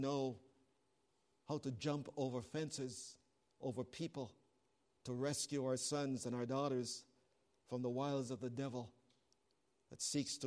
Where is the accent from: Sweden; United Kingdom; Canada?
Canada; I'm a Canadian